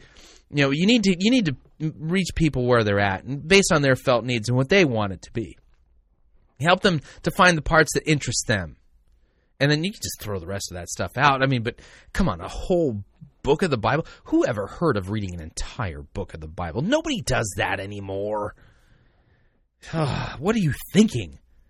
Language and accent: English; Sweden; Yeah, I'm from Sweden.